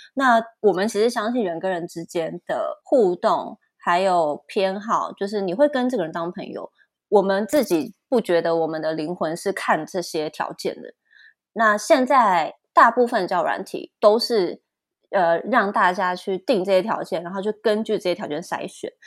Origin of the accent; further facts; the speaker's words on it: Taipei, Taiwan; 我是台北人